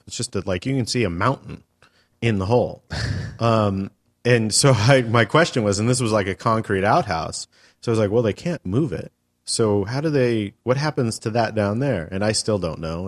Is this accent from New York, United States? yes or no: no; California, United States; I was born and raised here